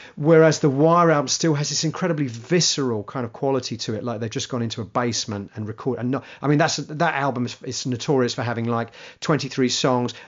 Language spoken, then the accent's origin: English; England, United Kingdom; being English